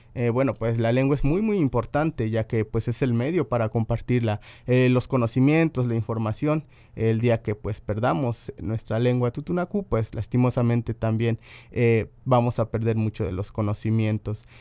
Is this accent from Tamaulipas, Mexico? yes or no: no; Veracruz, Mexico; soy totonaco hablante